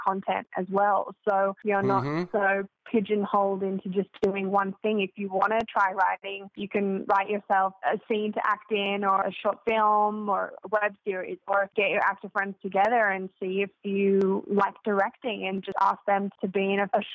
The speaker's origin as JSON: {"language": "English", "town": "Sydney", "region": "New South Wales", "country": "Australia", "moved": "as an adult", "lives_now": "Los Angeles, United States", "said": "I'm from Sydney originally, and okay. I moved to LA at the beginning of 2017"}